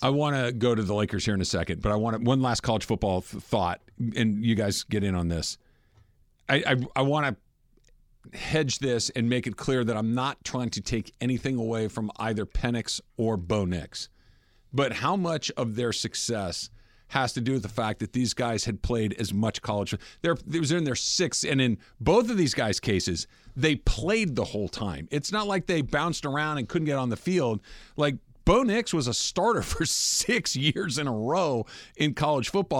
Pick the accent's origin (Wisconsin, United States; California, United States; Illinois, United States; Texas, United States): California, United States; Los Angeles; I was born in Good Samaritan Hospital, which is about ten minutes from where we're standing right now, and have been almost all of my life in L